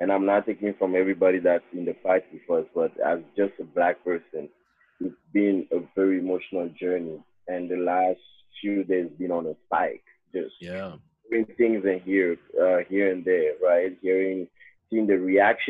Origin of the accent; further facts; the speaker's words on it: Togo; moved away as an adult; now in San Francisco Bay Area, United States; I'm from West Africa too. I was born in Togo, it's a very small country